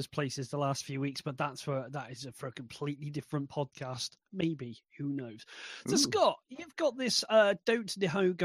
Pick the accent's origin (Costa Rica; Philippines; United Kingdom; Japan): United Kingdom; being British